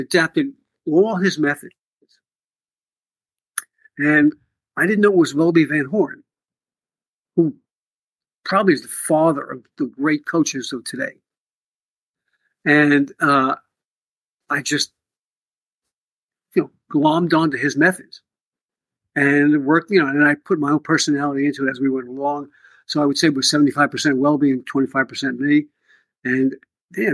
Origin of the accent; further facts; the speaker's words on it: New York City, New York, United States; moved away; also born or lived in Potomac, Maryland; I grew up in the Bronx